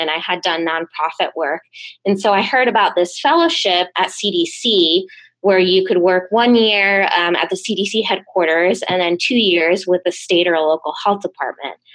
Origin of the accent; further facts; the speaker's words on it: Pawtucket, Rhode Island, United States; also born or lived in Seekonk, Massachusetts; So I grew up in Pawtucket, Rhode Island, and also in Seekonk, Massachusetts. Uh, my parents um, brought us up speaking Portuguese.